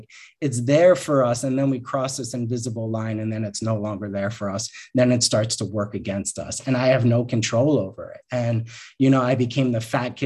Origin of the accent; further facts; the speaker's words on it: Long Island, New York, United States; I grew up on Long Island in a very, you know, perfect childhood on the outside